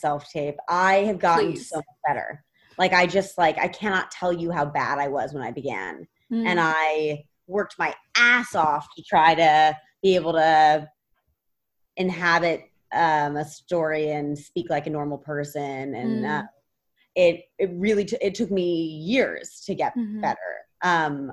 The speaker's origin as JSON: {"language": "English", "region": "New York", "country": "United States", "tie": "born or raised there", "said": "I grew up in New York"}